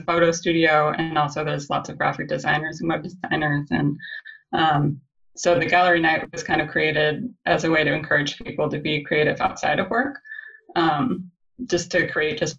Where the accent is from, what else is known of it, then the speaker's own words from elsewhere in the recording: Santa Cruz, California, United States; I grew up in Santa Cruz, California